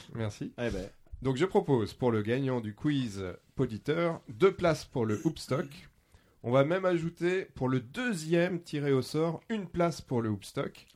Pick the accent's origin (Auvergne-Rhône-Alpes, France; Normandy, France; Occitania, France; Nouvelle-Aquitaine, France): Normandy, France; Seine-Maritime; Chez nous, en Seine-Maritime